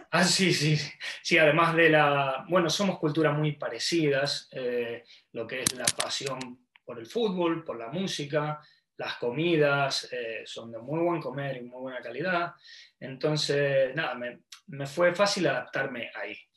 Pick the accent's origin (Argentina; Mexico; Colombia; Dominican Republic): Argentina; moved away as an adult; also born or lived in Gold Coast, Australia; now in Brisbane, Australia; yo salí de Argentina con un bolso, con poco dinero